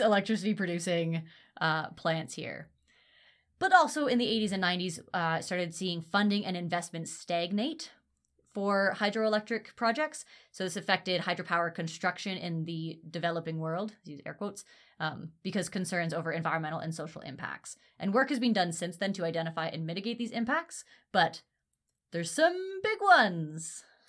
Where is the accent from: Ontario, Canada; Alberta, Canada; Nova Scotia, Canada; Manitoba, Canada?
Ontario, Canada; I grew up in Ontario